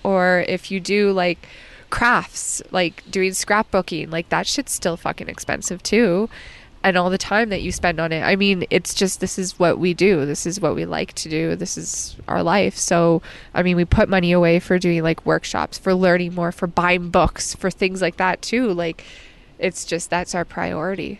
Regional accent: Alberta, Canada

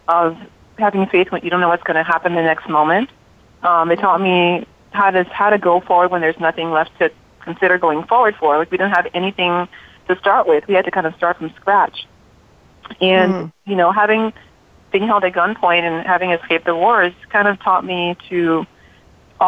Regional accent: Liberia; now in United States; I'm from Liberia, West Africa. I was born and raised there.

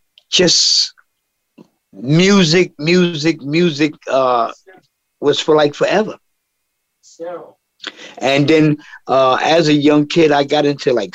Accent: New York City, New York, United States; In Harlem, you could walk down the street on a daily basis and feel the soul in the air.

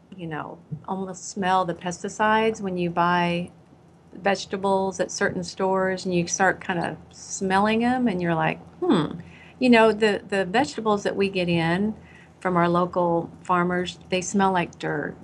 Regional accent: Iowa, United States; now in Texas, United States; I grew up in Iowa, and I grew up with five or four siblings, and we grew up on

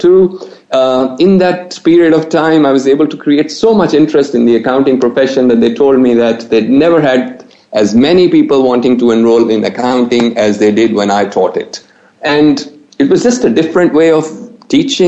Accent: Australia; moved away as an adult; now in Pakistan; We went in the 70s. I was quite young. So I grew up in Australia

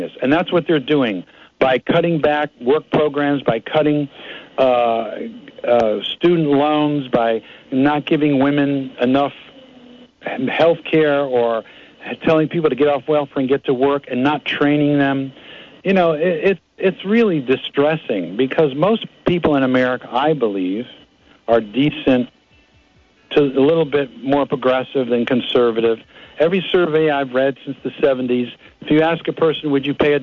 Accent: United States; as an American

